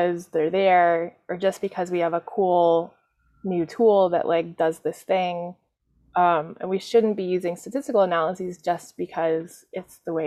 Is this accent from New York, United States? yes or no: yes; New York City, New York, United States; I'm a New Yorker